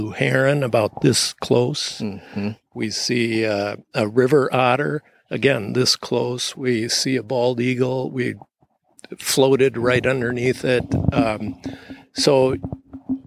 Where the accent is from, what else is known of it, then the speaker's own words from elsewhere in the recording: St. Louis Park, Minnesota, United States; I grew up in a suburb of Minneapolis called St. Louis Park